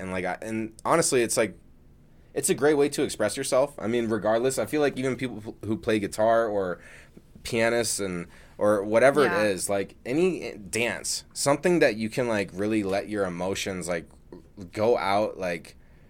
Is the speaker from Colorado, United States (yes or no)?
yes; Denver, Colorado, United States; Yeah, I grew up in Denver.